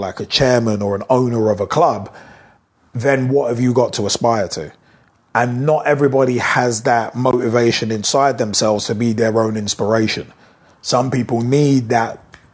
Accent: United Kingdom; British people

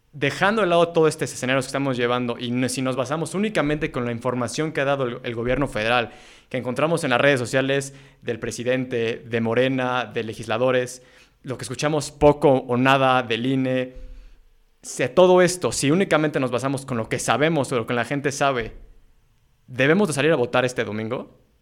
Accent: Mexico; los mexicanos de aquí adelante

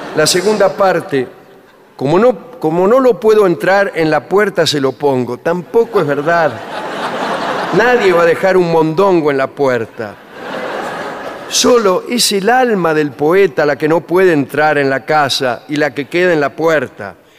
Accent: Buenos Aires, Argentina; Yo soy un habitante de Buenos Aires

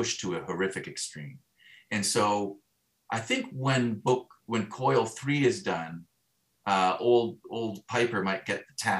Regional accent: Stratford, Ontario, Canada; growing up in Stratford

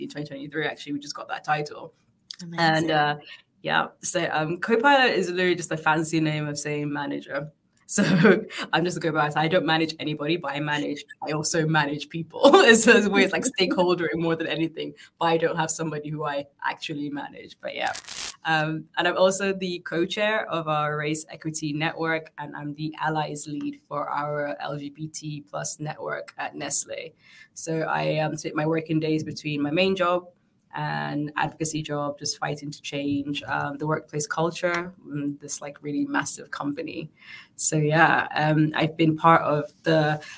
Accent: Northern Nigeria, Nigeria; also born or lived in Sierra Leone; now in London, United Kingdom; I was born in London, but I grew up in Nigeria

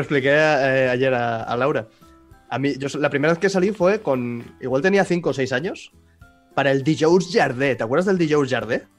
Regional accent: Mataró, Catalonia, Spain; now in Girona, Spain; yo he nacido en Mataró, que está al lado de Barcelona, he crecido con catalán de Barcelona y me he venido a vivir al norte de Gerona

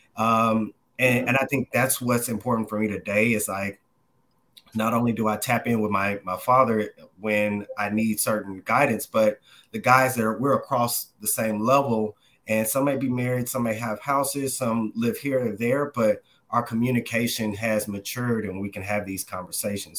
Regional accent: Dallas, Texas, United States; moved away as an adult; now in New York City, United States; I'm originally from the Dallas, Texas area. Uh, grew up there majority of my life

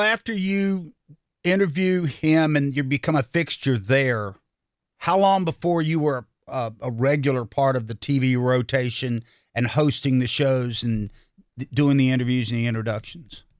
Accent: Salisbury, North Carolina, United States; I grew up in Salisbury, North Carolina, and lived around this area all my life

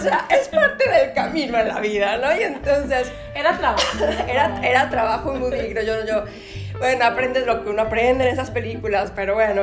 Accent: Nayarit, Mexico; moved away as an adult; also born or lived in Mexico City / Buenos Aires, Argentina; De Nayarit

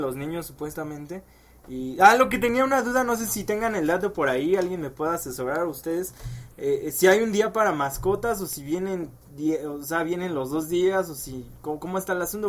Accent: Mexico; como mexicano

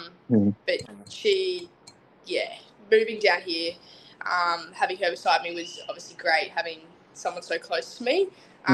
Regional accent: Gold Coast, Queensland, Australia; moved away; I'm from the Gold Coast originally

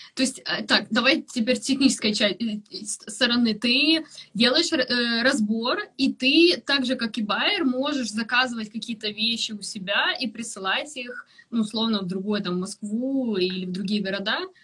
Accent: Ukraine; now in London, United Kingdom; я там из Украины

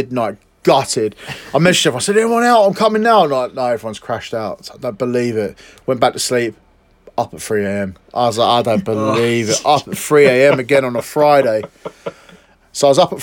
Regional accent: England, United Kingdom

